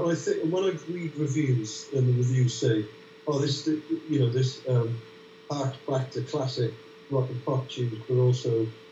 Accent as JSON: {"language": "English", "country": "United Kingdom", "tie": "born or raised there", "said": "I was brought up listening to Radio 1 and then eventually the John Peel Show. And, you know, I think it's very strong pop culture in Britain"}